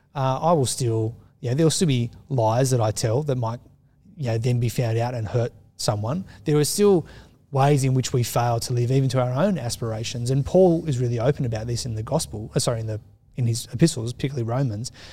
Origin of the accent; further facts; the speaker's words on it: Australia; as we've become more secular as an Australian society